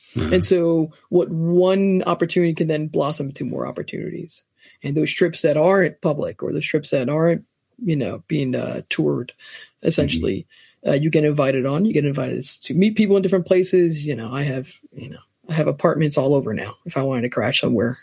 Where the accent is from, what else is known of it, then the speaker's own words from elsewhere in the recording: New Jersey, United States; born and raised in New Jersey